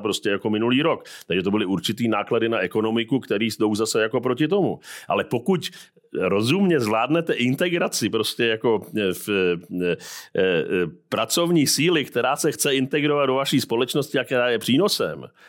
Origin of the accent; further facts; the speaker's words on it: Czechia; jako Češi